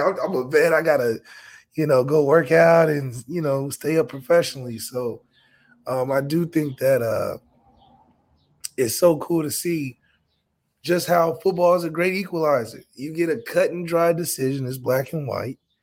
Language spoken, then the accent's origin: English; Rhode Island, United States; moved away; I'm a kid from Rhode